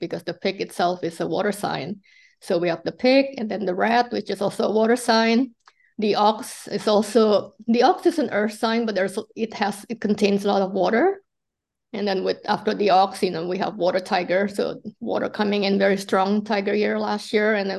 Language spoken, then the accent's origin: English; Indonesia; moved away; I came from Indonesia